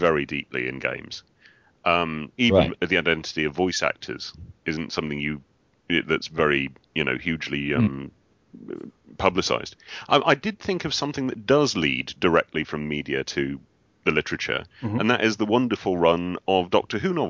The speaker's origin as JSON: {"language": "English", "country": "United Kingdom", "said": "being British"}